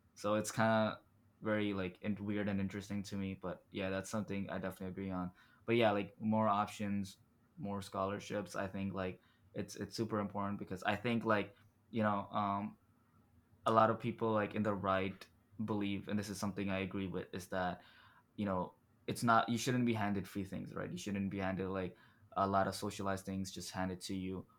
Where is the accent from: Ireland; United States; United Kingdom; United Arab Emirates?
United Arab Emirates; Dubai; moved away; I was born and raised in Dubai